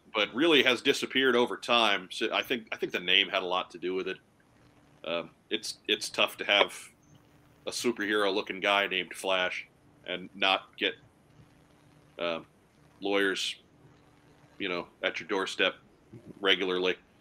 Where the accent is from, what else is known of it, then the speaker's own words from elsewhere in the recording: Long Island, New York, United States; growing up on Long Island